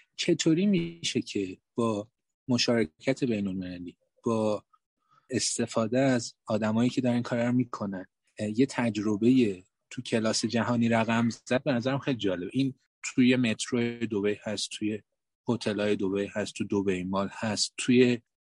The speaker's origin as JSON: {"language": "Persian", "country": "Iran", "tie": "born or raised there", "said": "ما خودمونم که بالاخره در همینجا بزرگ شدیم"}